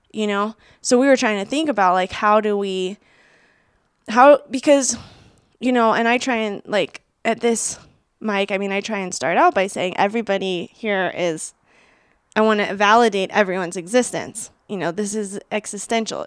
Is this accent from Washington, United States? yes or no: yes; Seattle, Washington, United States; I grew up in Seattle